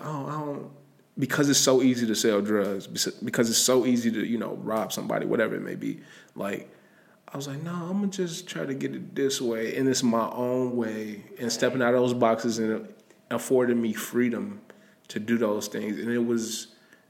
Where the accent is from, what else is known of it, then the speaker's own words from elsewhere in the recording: Chicago, Illinois, United States; I'm from the Austin area, West Side for real, like real West Side, like L Town, K Town